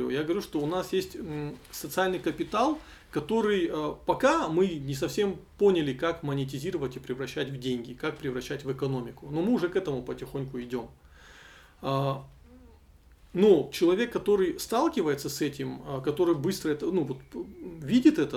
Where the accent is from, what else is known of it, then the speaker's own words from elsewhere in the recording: North Ossetia–Alania, Russia; если мы выросли и родились в Осетии, то тут социализоваться это вообще одна из главных идей.